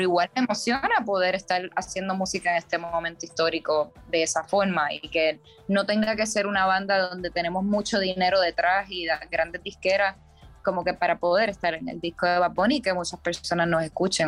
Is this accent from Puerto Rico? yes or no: yes; Puerto Rico; moved away as an adult; also born or lived in New York; … y yo ambos somos puertorriqueños criados en la isla